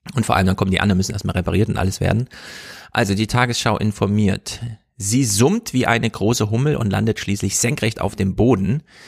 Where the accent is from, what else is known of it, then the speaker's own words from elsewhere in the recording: Jena, Thuringia, Germany; ich komme ja aus Jena